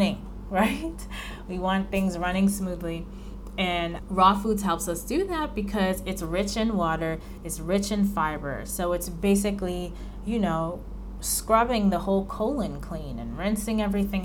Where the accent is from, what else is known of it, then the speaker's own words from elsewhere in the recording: New York, United States; I'm from New York